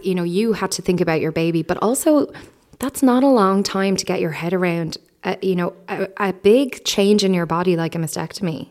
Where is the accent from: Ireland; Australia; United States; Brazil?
Ireland; as Irish people